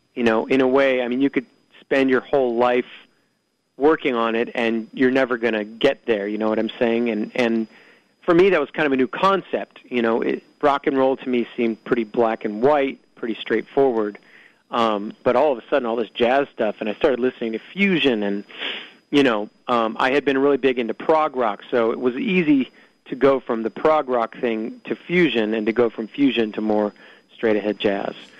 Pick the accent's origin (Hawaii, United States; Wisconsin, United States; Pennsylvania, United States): Hawaii, United States; Honolulu; Growing up in Hawaii